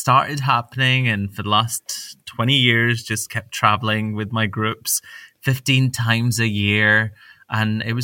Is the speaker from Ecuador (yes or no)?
no; Glasgow, Scotland, United Kingdom; when I grew up in Glasgow